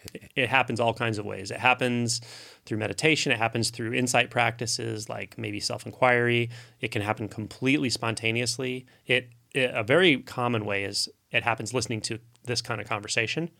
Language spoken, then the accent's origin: English; United States; I grew up here in the United States